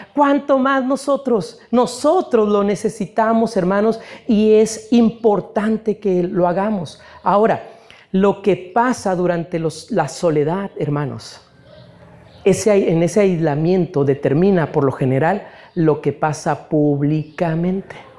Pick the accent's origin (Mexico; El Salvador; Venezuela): Mexico; Nosotros, hermanos, como mexicanos